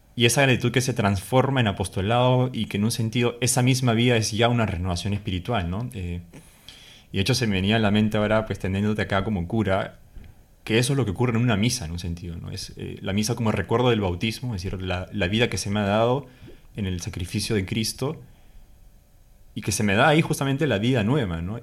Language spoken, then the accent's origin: Spanish; Peru; moved away as an adult; soy peruano, tengo 24 años y tengo medio año viviendo aquí con el padre Luis